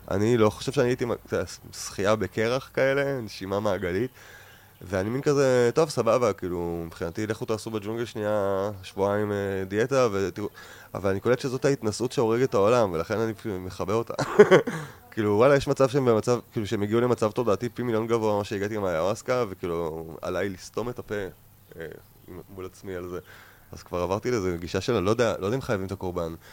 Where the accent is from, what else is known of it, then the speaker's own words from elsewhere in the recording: Ayelet HaShahar, Northern District, Israel; born there; קודם כל עברתי לגור באיילת השחר, קיבוץ שנולדתי בו, וגרתי על סבא שלי